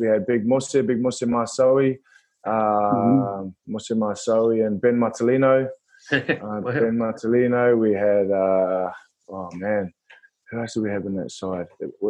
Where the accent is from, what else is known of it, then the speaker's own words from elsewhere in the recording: Levin, Manawatū-Whanganui, New Zealand; also born or lived in Australia / France / England; now in Huddersfield, United Kingdom; I'm a proud Kiwi, born and bred in New Zealand.